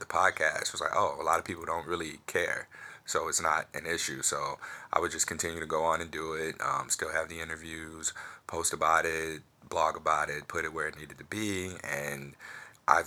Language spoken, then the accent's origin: English; St. Louis, Missouri, United States; I'm from St. Louis